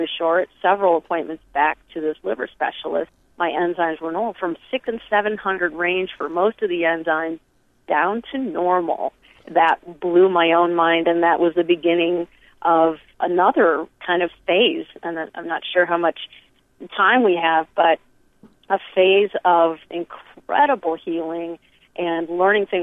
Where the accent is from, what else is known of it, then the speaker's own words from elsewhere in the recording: Michigan, United States; moved away; also born or lived in New York City; I grew up in Michigan eating hydrogenated everything